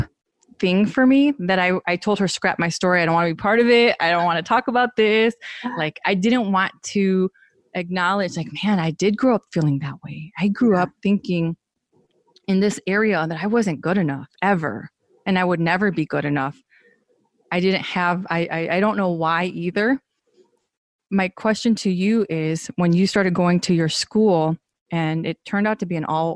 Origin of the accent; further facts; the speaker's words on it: Aurora, Illinois, United States; also born or lived in Naperville; growing up in Aurora, but then my mom used a fake address, so we went to Naperville schools since third grade